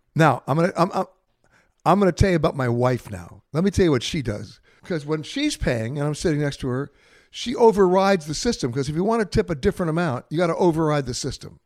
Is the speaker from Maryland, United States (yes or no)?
no; New York, United States; I'm born and raised in New York.